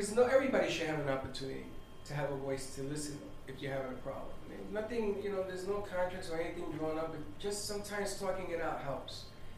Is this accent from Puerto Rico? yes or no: yes; Puerto Rico; moved away as an adult; Because I came from Puerto Rico.